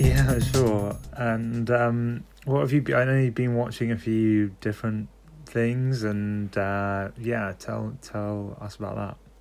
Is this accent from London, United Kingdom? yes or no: yes; London, United Kingdom; I'm from London